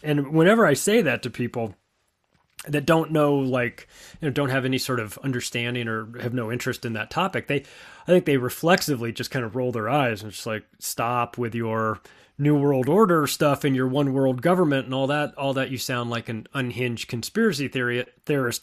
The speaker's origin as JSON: {"language": "English", "region": "West Coast", "country": "United States", "tie": "born or raised there", "said": "I grew up on the West Coast."}